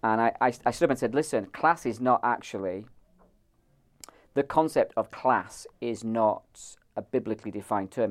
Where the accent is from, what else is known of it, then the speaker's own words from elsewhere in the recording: Ireland; I'm Irish